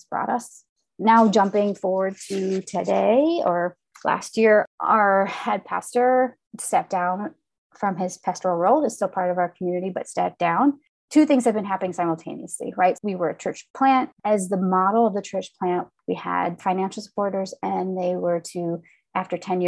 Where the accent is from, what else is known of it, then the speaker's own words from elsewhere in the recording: Midwest, United States; I grew up in the Midwest, the third and youngest child of parents that emigrated from Finland